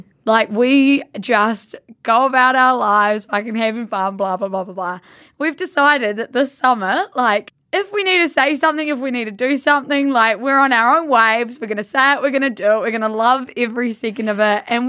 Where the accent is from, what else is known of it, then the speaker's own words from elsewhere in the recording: Blenheim, Marlborough, New Zealand; We love going back. We've vocal hemorrhage. We are from Blenheim, which is a small town at the top of the South Island, and like we owe everything to that place, eh?